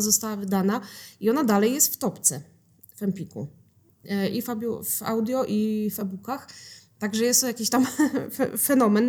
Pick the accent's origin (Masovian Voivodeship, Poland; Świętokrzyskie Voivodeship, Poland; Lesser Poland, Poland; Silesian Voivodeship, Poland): Silesian Voivodeship, Poland; Mysłowice; moved away as an adult; now in Sosnowiec, Poland; A ja się w Mysłowicach urodziłam, w Mysłowicach się wychowałam.